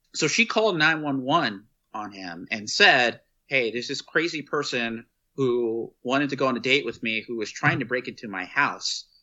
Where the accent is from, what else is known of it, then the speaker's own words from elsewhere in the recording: Texas, United States; from my home state of Texas